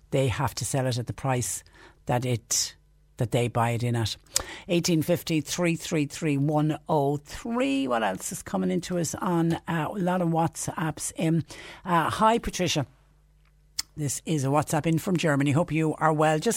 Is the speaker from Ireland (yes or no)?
yes; Ireland; moved away; On a positive, it is great to see that my home country of Ireland is reopening.